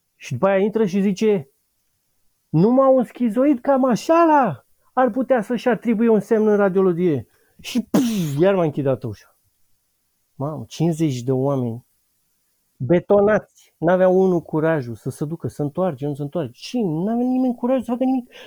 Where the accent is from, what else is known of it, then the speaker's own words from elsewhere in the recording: Bucharest, Romania; În București, sunt bucureștean